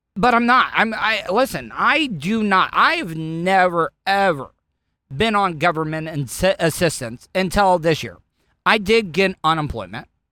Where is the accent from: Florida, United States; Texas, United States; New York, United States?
Florida, United States; I'm, I'm born and raised, I'm a Florida cracker